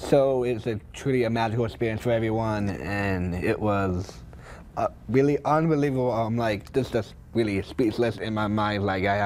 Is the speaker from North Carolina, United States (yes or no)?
yes; Raleigh, North Carolina, United States; So me and Brad came from actually Raleigh, North Carolina.